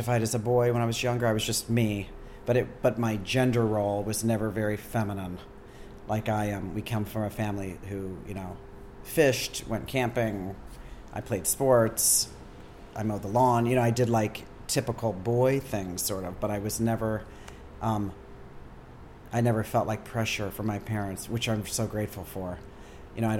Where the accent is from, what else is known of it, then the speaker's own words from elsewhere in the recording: Akron, Ohio, United States; moved away as an adult; also born or lived in St. Louis / Columbus, Ohio / San Francisco; now in New York, United States; I grew up there